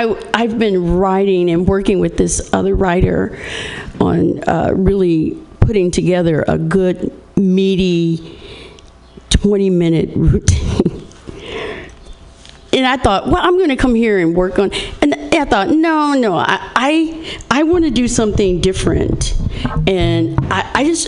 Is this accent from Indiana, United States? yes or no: yes; Indiana, United States; I'm from Indiana